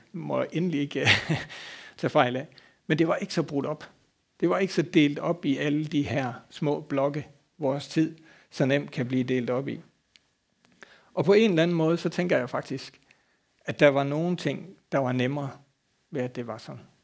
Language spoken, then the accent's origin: Danish; Denmark; moved away; så er jeg fra Bøvl og ude fra landet. Så dengang derhjemme havde vi en gård